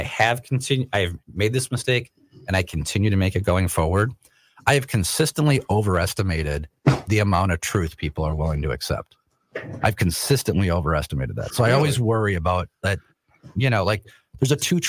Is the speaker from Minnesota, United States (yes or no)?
yes; Rosemount, Minnesota, United States; I grew up in Rosemont